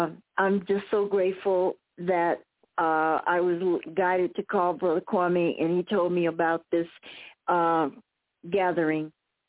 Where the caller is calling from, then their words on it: Fort Huachuca, Arizona, United States; I'm calling you from Buffalo Soldier Country, Fort Naco or Fort Huachuca, and I'm just very humbled.